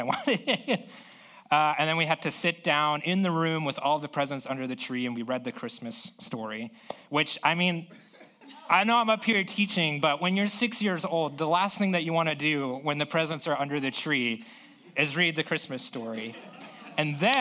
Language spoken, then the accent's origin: English; South Florida, United States; now in San Diego, United States; I grew up in South Florida